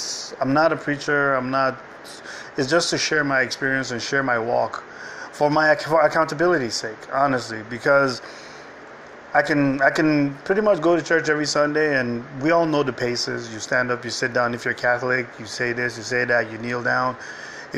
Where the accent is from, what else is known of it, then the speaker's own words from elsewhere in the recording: Nigeria; moved away; I was raised in Nigeria